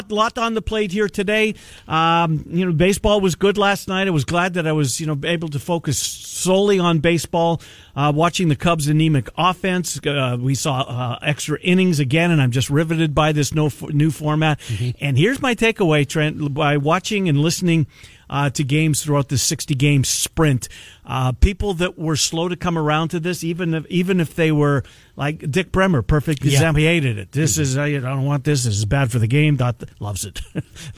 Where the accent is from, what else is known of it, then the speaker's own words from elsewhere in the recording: Winnipeg, Manitoba, Canada; growing up in Winnipeg